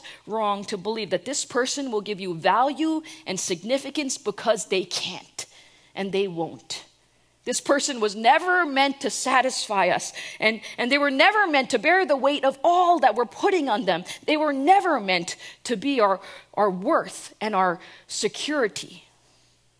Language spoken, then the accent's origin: English; New Jersey, United States; I try to pretend like I'm not from New Jersey